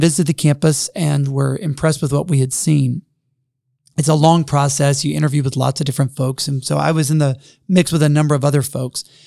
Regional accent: Jackson, Mississippi, United States; moved away as an adult; also born or lived in Texas / Princeton, New Jersey / Boston, Massachusetts; now in Upland, Indiana, United States; I grew up in Jackson, Mississippi

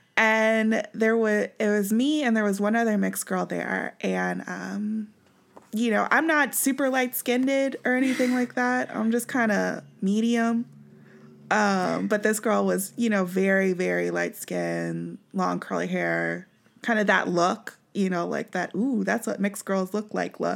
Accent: Kansas City, Missouri, United States; we grew up in Missouri

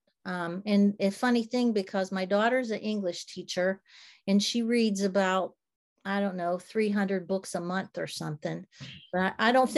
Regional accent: Pittsburgh, Pennsylvania, United States; when I was a kid and I was growing up outside of Pittsburgh, that's where I grew up

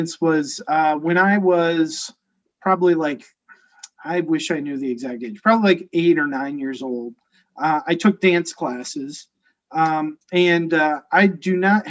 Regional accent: Cedar Rapids, Iowa, United States; I grew up in Cedar Rapids, Iowa

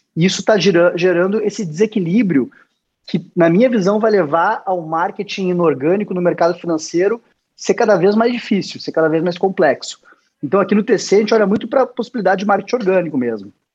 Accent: Rio Grande do Sul, Brazil; Sou gaúcho, sou gremista.

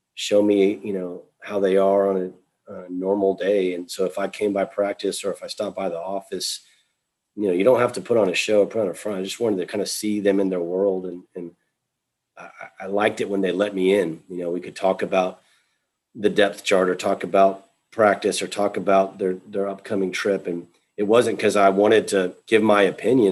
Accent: Texas, United States; moved away; I was from Texas

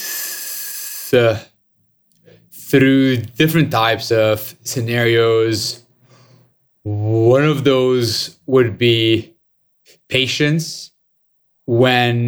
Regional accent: Lebanon; I was born and raised in Lebanon

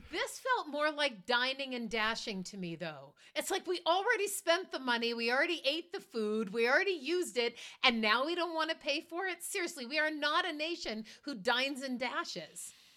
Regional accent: Marblehead, Massachusetts, United States; I grew up in Marblehead, Massachusetts

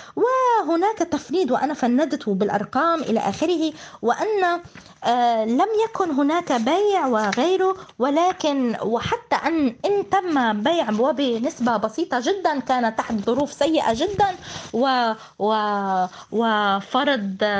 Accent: Palestine; accent: Palestinian; نقول في العامية في لهجتنا الفلسطينية

